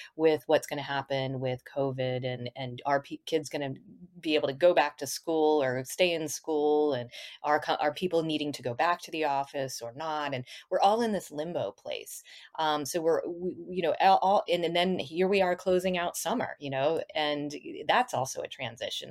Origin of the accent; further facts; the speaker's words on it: Boulder, Colorado, United States; moved away; also born or lived in Kirkland, Washington; Boulder, Colorado, my hometown